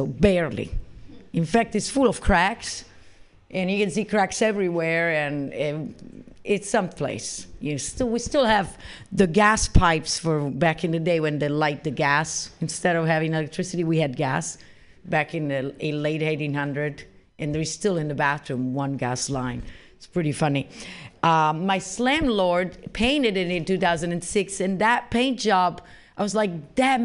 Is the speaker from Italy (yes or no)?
yes; Italy; moved away as an adult; also born or lived in Arizona, United States; now in San Francisco, United States; I was born in Italy originally, and when I moved to the United States